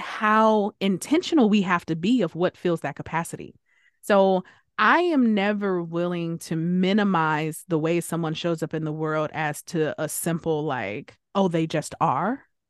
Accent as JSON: {"language": "English", "country": "United States", "first_language": "English", "said": "English is my first language. I am an American"}